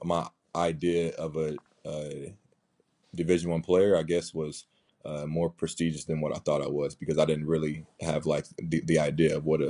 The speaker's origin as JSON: {"language": "English", "town": "Wichita", "region": "Kansas", "country": "United States", "tie": "born or raised there", "also_born_or_lived": "Illinois / Denver", "moved": "as an adult", "said": "born and raised in Wichita, Kansas. Went to Wichita South."}